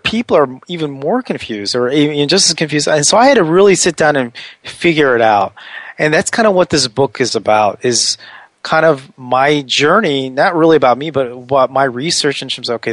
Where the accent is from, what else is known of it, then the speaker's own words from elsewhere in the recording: Washington, District of Columbia, United States; I'm from the Washington, D.C. area.